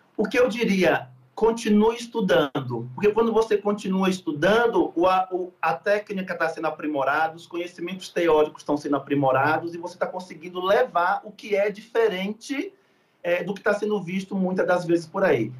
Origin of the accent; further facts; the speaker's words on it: Salvador, Bahia, Brazil; eu sou de Salvador.